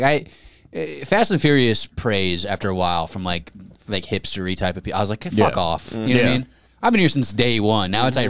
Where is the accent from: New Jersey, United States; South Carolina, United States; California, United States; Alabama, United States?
California, United States; Los Angeles; Paul Walker is from my hometown.